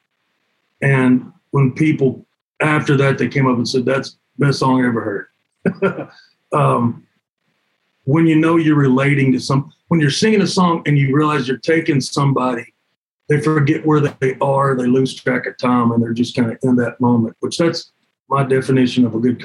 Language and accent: English; Cumberland Gap, Tennessee, United States; also born or lived in Knoxville, Tennessee; grew up just north of there, a place called Cumberland Gap.